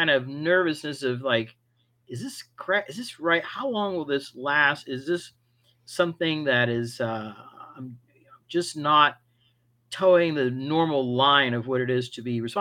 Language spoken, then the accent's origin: English; Miami, Florida, United States; I grew up in Miami to parents of Cuban descent, immigrants that came to the United States